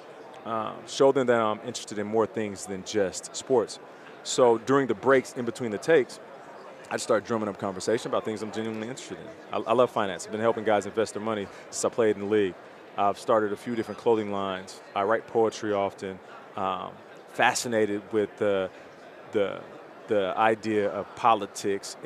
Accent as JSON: {"language": "English", "country": "Canada", "said": "I'm Canadian."}